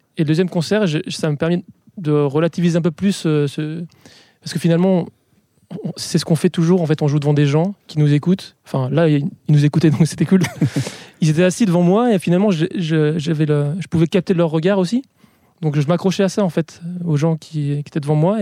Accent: Les Sables-d'Olonne, Pays de la Loire, France; moved away; je suis originaire des Sables d'Olonne

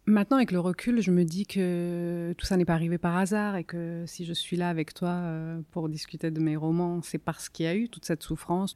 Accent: Capitignano, Campania, Italy; French is a second language; also born or lived in Salerno / Lorraine; now in France; Donc je suis née à Salerne et j'ai grandi ensuite dans ce village

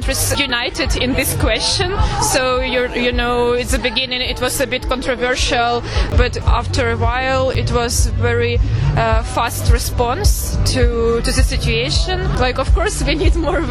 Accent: Zaporizhzhia, Zaporizhzhia Oblast, Ukraine; moved away; also born or lived in Kyiv; I'm from Ukraine, from Zaporizhia.

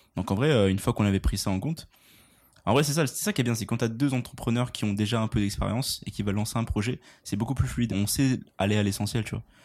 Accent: France; now in Montreal, Canada; on est français quand même. Hein. J'habite à Montréal

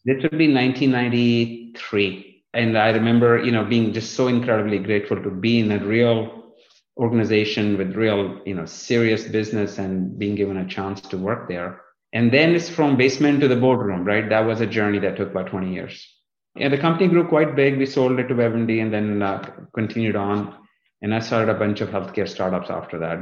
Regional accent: northern India, India; moved away as an adult; also born or lived in North Dakota; now in Fort Lauderdale, United States; I was born in India, in uh, the northern part of India, just in the south of the Himalayas, in the foothills, as they call it.

